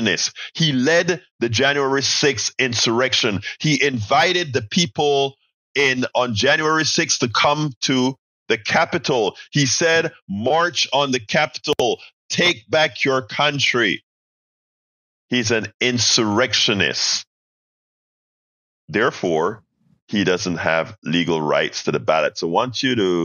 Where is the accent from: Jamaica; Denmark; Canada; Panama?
Panama; also born or lived in Houston, Texas; now in United States; I am not a natural-born American citizen. I was born in Panama.